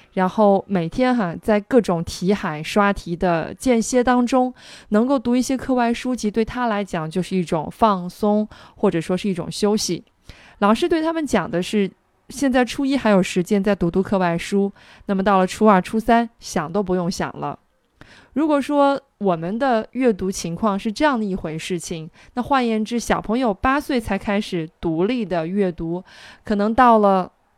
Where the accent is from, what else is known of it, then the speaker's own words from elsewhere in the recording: China; 那对于我们中国的英语学习者来讲